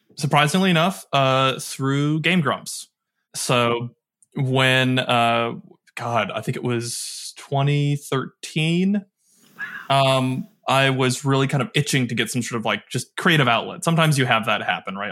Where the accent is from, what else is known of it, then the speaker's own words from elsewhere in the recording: Michigan, United States; also born or lived in Detroit / Kalamazoo; I grew up in Michigan, Detroit, Kalamazoo, or kinda like the main two spots that I did most of my growing up